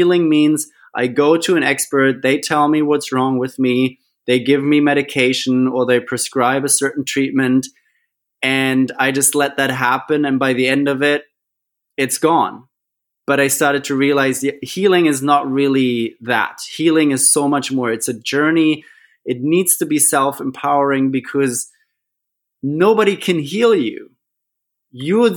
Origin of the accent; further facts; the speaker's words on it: Germany; now in Australia; I'm originally from Germany.